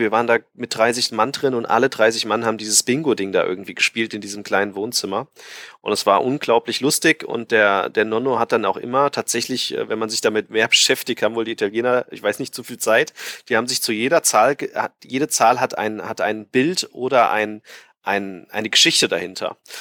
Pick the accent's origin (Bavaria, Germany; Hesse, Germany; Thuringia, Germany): Hesse, Germany; Frankfurt; bei uns in Frankfurt, in Hessen